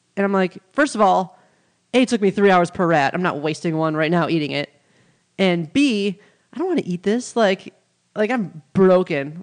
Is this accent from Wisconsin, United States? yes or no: yes; Milwaukee, Wisconsin, United States; moved away as an adult; now in Los Angeles, United States; I'm from Milwaukee, Wisconsin, home of the Packers